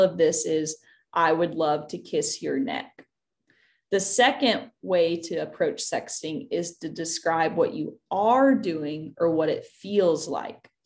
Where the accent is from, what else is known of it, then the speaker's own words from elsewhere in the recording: Tennessee, United States; I grew up in Tennessee